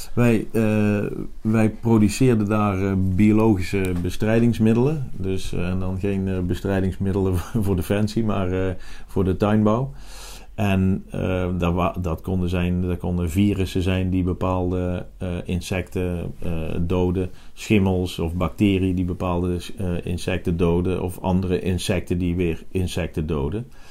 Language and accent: Dutch; Netherlands; in Nederland, waar ik vandaan kom